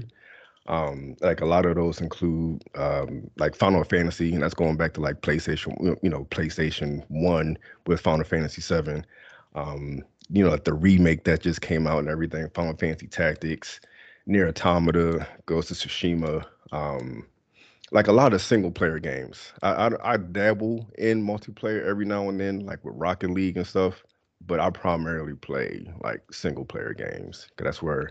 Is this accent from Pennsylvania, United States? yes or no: yes; Philadelphia, Pennsylvania, United States; I'm from Philadelphia. Grew up in Philly